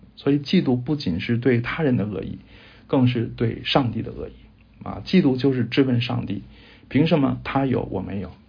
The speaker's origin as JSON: {"language": "Chinese", "country": "China", "said": "我们中国人"}